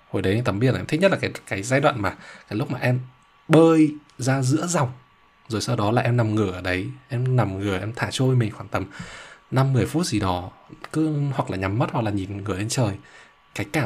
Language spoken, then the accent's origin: Vietnamese; Ha Long, Quang Ninh, Vietnam; moved away as an adult; em ở Hà Long thật ra là từ bé đến lớn rồi đến khi em đi học đại học